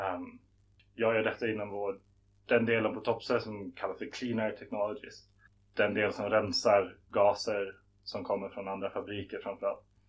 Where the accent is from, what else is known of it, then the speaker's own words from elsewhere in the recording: Stockholm, Stockholm County, Sweden; moved away as an adult; also born or lived in Lund / Malmö / Beijing; Jag är född i Stockholm men så fort jag kunde flyttade jag ner till Lund och började plugga på LTH